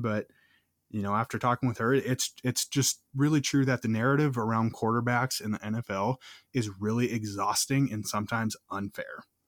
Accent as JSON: {"language": "English", "region": "Minnesota", "country": "United States", "tie": "born or raised there", "said": "growing up in Minnesota"}